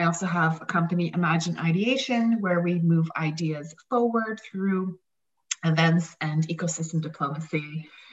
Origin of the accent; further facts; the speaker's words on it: Saskatchewan, Canada; I'm from Saskatchewan